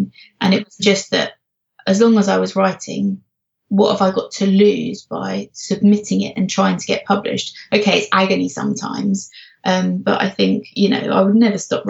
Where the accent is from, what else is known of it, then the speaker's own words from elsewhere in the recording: London, United Kingdom; now in Norfolk, United Kingdom; I come from London, but I now live in Norfolk